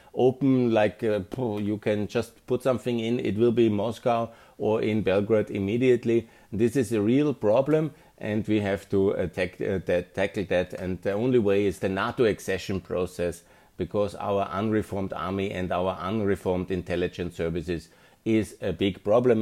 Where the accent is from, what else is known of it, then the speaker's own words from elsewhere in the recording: Linz, Upper Austria, Austria; Austrian development consultant, um, management consultant, 54 from Linz